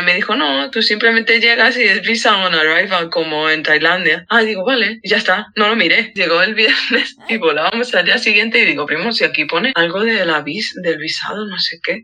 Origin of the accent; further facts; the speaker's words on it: Madrid, Community of Madrid, Spain; sobre todo en el puente, que es de donde soy yo, que son las casas bajas. Yo siempre he, vivido en una casa baja con patio